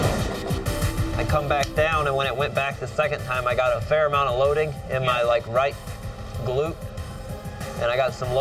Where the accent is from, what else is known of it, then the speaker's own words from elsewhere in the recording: Florida, United States; Growing up in Florida